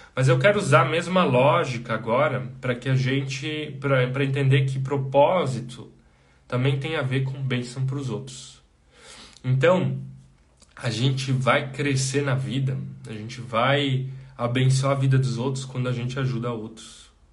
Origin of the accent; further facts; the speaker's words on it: Brazil; Nós, como brasileiros, nós temos uma imensa dificuldade de dizer não